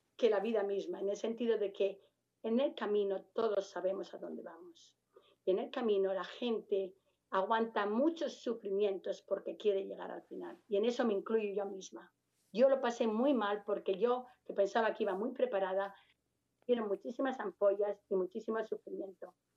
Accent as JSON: {"language": "Spanish", "town": "Madrid", "region": "Community of Madrid", "country": "Spain", "tie": "born or raised there", "moved": "as an adult", "lives_now": "United States", "said": "a pesar de ser de Madrid"}